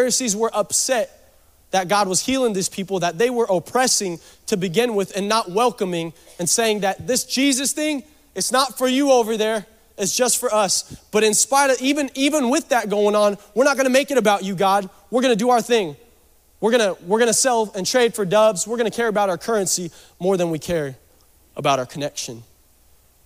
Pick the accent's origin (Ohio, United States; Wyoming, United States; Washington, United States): Washington, United States; Seattle; I'm from Seattle